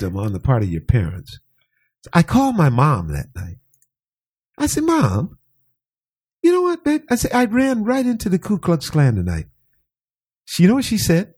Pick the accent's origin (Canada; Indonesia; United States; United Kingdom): United States; San Diego, California; born or raised there; also born or lived in Lake Charles, Louisiana